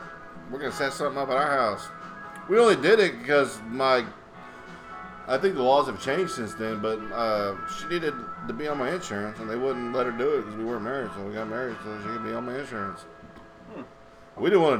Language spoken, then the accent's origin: English; Houston, Texas, United States; also born or lived in Acres Homes, Houston; now in Tomball, United States; I'm glad I got out of A-Leaf